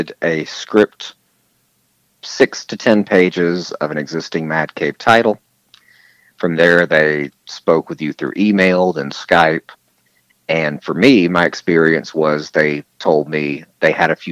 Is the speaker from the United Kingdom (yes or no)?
no; the South, United States; I am from the South